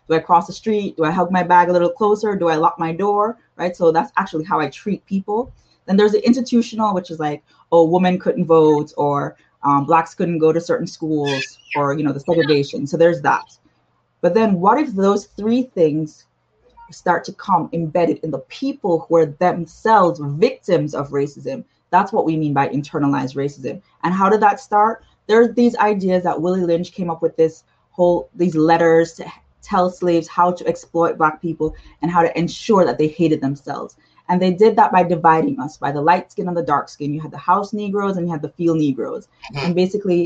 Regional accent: Jamaica; I'm from the Caribbean, I'm from Jamaica

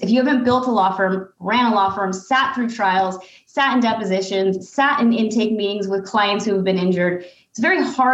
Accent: United States; as an American

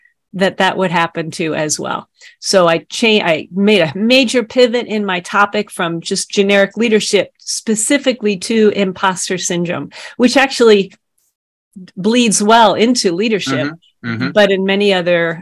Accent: New York City, New York, United States; I grew up on Staten Island

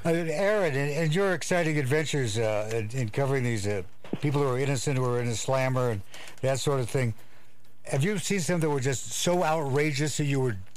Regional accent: Walla Walla, Washington, United States; moved away; I come from Walla Walla, Washington

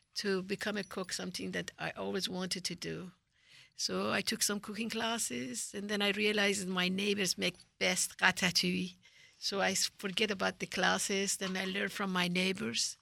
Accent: Tehran, Tehran Province, Iran; moved away; I'm from Tehran

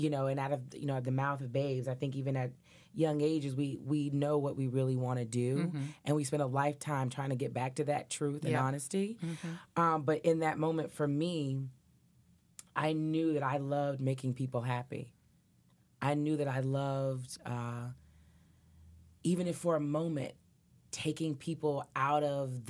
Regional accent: Nashville, Tennessee, United States; I grew up in Nashville, Tennessee

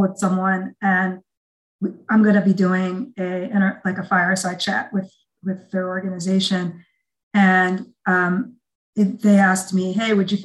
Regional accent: Iowa, United States; I was raised in Iowa

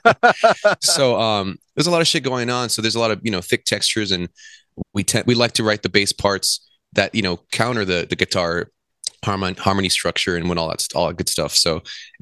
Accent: Whittier, California, United States; now in Los Angeles, United States; most of the members in our inception, I guess, was we're all from Whittier

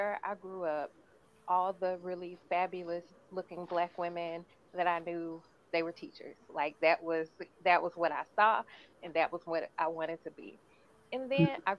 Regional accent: Arkansas, United States; also born or lived in Chicago, Illinois; I've lived in Arkansas most of my life

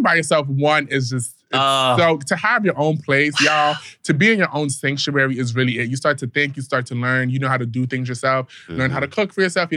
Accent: New York, United States; In New York, I feel like we all grow up at the age of 5

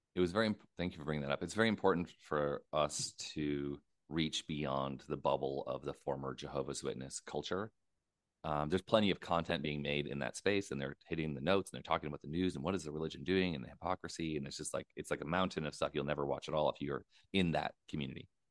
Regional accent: United States; moved away; I'm an American.

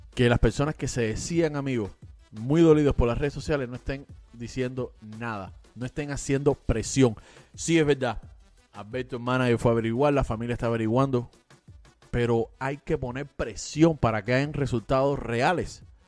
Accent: Cuba; moved away; los cubanos que nos fuimos de Cuba

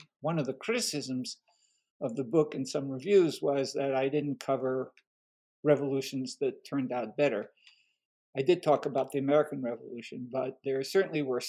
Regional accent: France; first language French; English is a second language; now in United States; I was born in France during World War II, during the German occupation

